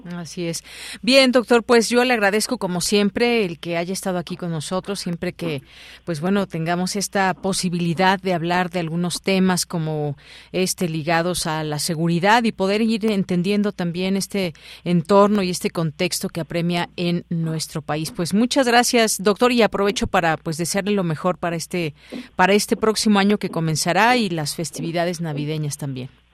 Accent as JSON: {"language": "Spanish", "country": "Mexico"}